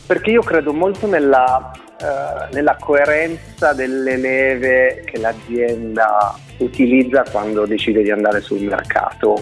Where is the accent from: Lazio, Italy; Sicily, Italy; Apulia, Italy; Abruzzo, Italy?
Sicily, Italy; Caltagirone; moved away as an adult; also born or lived in Milan; dalla mia terra di origine